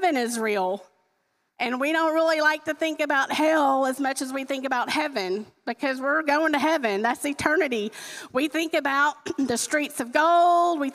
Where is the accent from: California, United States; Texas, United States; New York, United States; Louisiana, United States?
Louisiana, United States; I'm from Louisiana